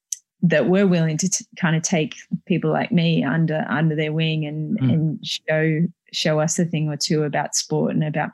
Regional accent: Australia; also born or lived in New York, United States; I was born in New York in the US, but we moved back to Australia. The rest of my family is Australian.

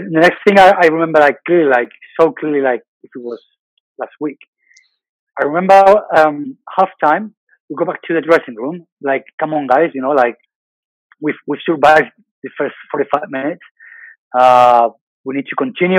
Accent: Bilbao, Basque Country, Spain; moved away; I'm from Bilbao

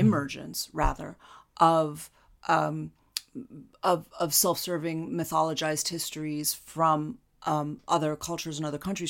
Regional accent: United States; as an American

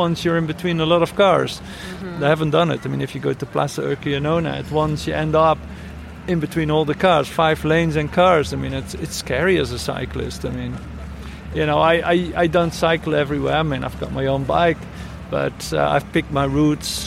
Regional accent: Netherlands; now in Barcelona, Spain; I come from the Netherlands

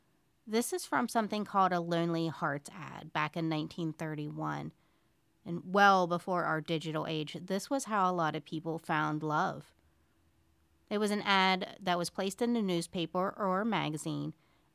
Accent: Moundsville, West Virginia, United States; This week, I have a very intriguing case with ties to my hometown of Moundsville, West Virginia, which I love, of course.

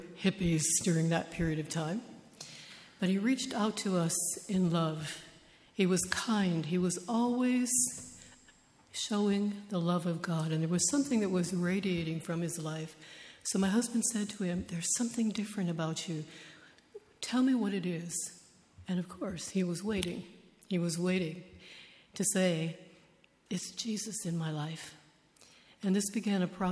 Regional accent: United States; I was born and raised in the United States

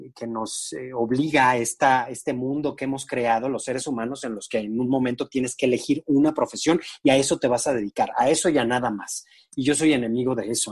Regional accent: San Luis Potosí, Mexico; yo soy de San Luis Potosí

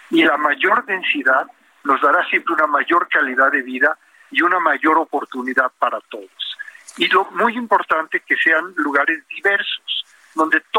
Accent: Mexico; nuestro carácter, con nuestra cultura, con nuestra forma de ser, con nuestra identidad, ¿verdad? Como mexicanos que nos distingue de muchas otras nacionalidades eh, en el mundo entero.

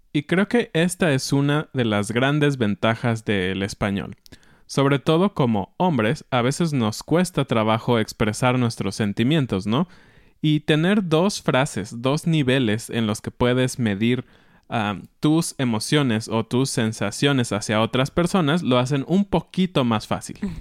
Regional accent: Mexico; como mexicanos

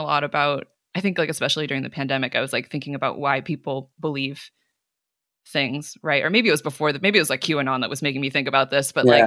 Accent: Cupertino, California, United States; I grew up in Cupertino

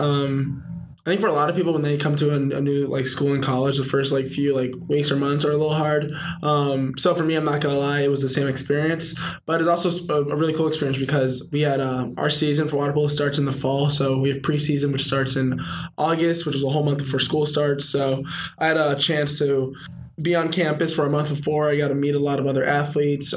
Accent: Chicago, Illinois, United States; moved away as an adult; now in Santa Clara, United States; I'm from Chicago, great city, best city in the world

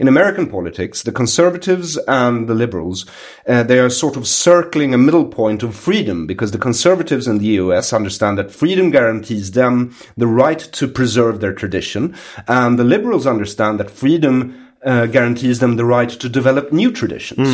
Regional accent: Sweden

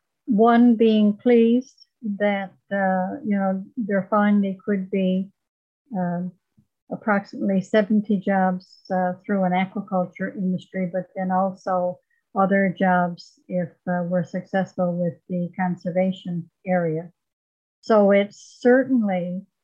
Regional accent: Corner Brook, Newfoundland and Labrador, Canada; I grew up in Corner Brook back when they were using sulfur in the mill

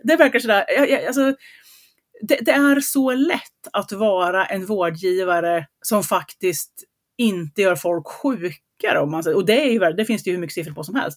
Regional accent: Gothenburg, Västra Götaland, Sweden; accent: göteborgska (Gothenburg dialect); Min göteborgska

